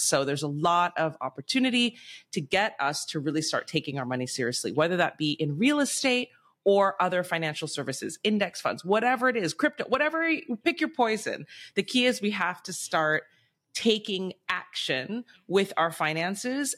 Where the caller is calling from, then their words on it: Bangkok, Thailand; I'm calling in from Bangkok, Thailand.